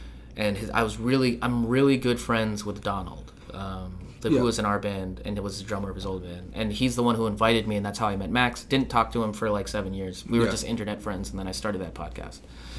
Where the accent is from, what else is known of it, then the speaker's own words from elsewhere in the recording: Philippines; I think that's why I'm angry all the time, because I'm Filipino.